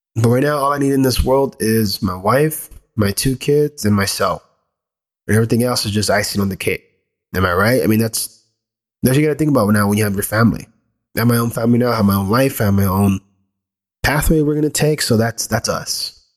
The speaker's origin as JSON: {"language": "English", "country": "United States", "tie": "born or raised there", "said": "I was born here in the States, still from this greater land"}